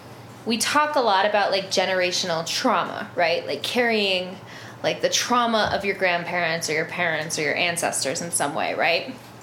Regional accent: Northern Plains, United States; And I grew up in the Northern Plains around a lot of Lakota culture.

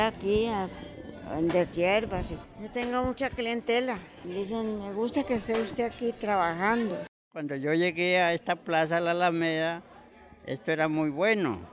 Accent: Nariño, Colombia; now in Cali, Colombia; Yo soy de Nariño, a Nariño.

